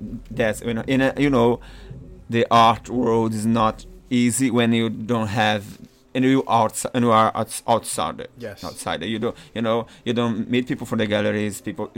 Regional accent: Maranhão, Brazil; English is a second language; also born or lived in São Paulo; now in New York, United States; I'm from Maranhão, but I came from São Paulo. I used to live in São Paulo.

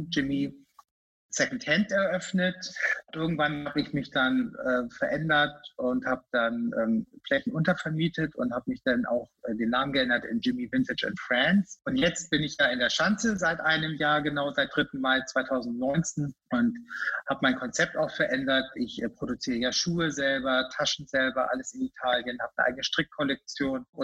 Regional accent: Lüneburg, Lower Saxony, Germany; now in Hamburg, Germany; ich bin ja in, der, in Lüneburg groß geworden, das ist ja auch keine große Stadt

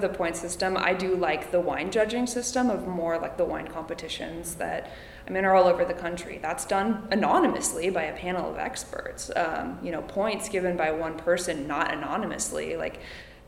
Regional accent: Calistoga, California, United States; I grew up in Calistoga

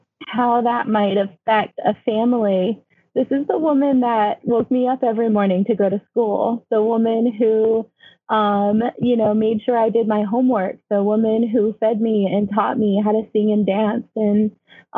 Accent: United States; also born or lived in Connecticut / New York; I'm a Mojave girl

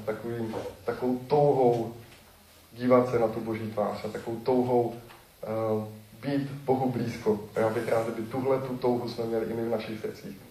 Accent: Czechia; moved away; se přestěhuju zpátky do Besky, odkud pocházím

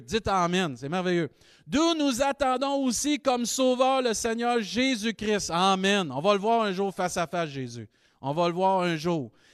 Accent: Rimouski, Quebec, Canada; Avant d'être euh, Rimousquois, Québécois, Canadien

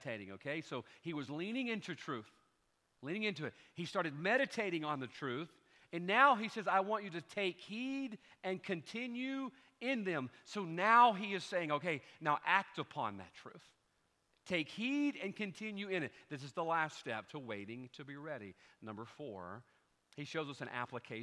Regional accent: Pascagoula, Mississippi, United States; I was a teenager from Pascagoula, Mississippi.

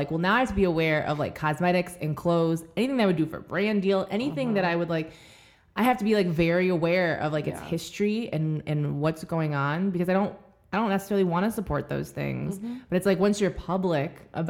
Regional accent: Michigan, United States; I'm from Michigan

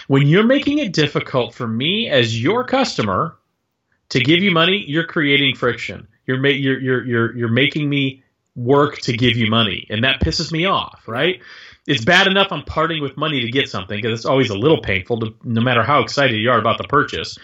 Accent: Texas, United States; I grew up in Texas

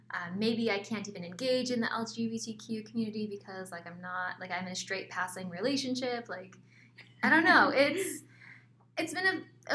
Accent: Georgia, United States; now in Arizona, United States; I grew up in Georgia because that's where we did spend the most time

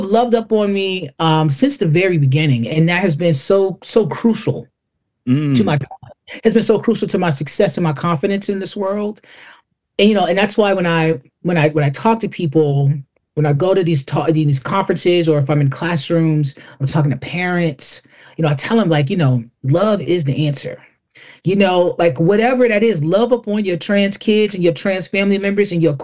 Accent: Buffalo, New York, United States; We're from Buffalo, New York, and anybody knows about Buffalo, the Rust Belt

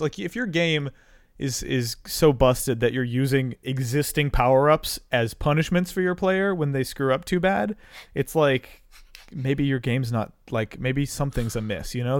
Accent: North Carolina, United States; also born or lived in Georgia; I uh, grew up in North Carolina

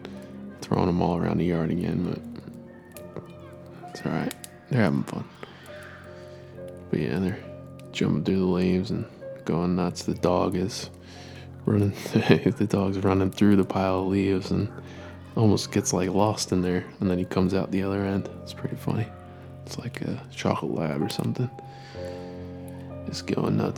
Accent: East Coast, United States; I grew up on the East Coast

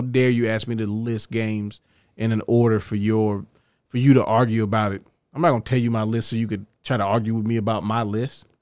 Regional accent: United States; I'm an American

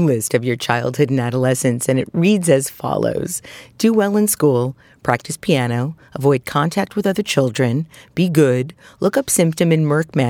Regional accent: Brooklyn, New York, United States; I, too, was brought up in Brooklyn. I come from Eastern European Jews. I'm very Russian Romanian.

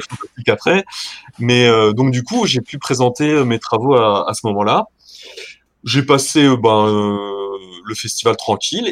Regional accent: Lorraine, near Thionville, Grand Est, France; je suis originaire de Lorraine, euh, donc, euh, près de la frontière luxembourgeoise. pour ceux qui, qui arrivent à se situer un petit peu, euh, à côté de Thionville.

